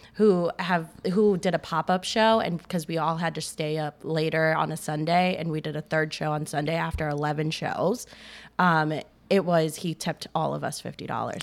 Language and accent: English; Maryland, United States; now in Chicago, United States; I did a year back home. I'm from Maryland